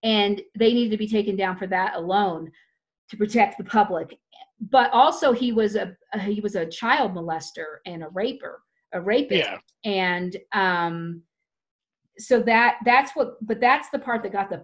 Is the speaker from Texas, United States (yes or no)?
yes; Tyler, Texas, United States; I grew up in Tyler, Texas, which is very close to Waco